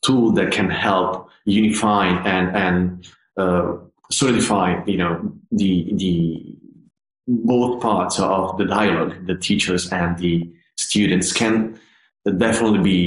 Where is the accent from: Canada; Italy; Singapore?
Italy; Padua, Veneto; moved away as an adult; now in United Kingdom; when I first started my conservatory studies in my hometown, which is a city called Padova. It's not far from Venice